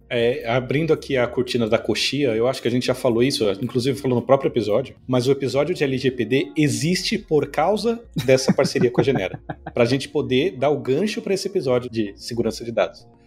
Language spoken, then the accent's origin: Portuguese; São Paulo, Brazil; moved away as an adult; now in Natal, Brazil; Eu vivi a vida inteira, assim, eu cresci em São Paulo